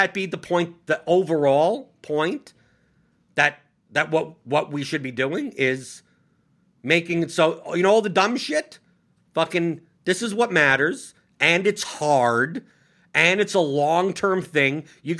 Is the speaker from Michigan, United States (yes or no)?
no; New York City, New York, United States; born or raised there